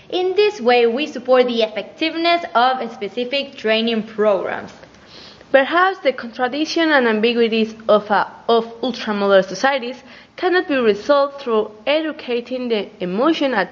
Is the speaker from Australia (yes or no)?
no; Basque Country, Spain; from Gipuzkoa.